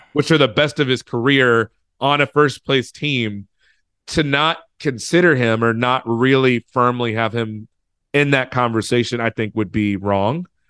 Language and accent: English; United States; I was from the States